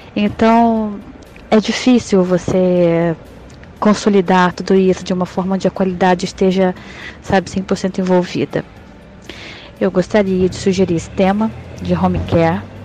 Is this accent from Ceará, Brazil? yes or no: no; interior of Espírito Santo, Brazil; now in Petrópolis, Brazil; sou do interior do Espírito Santo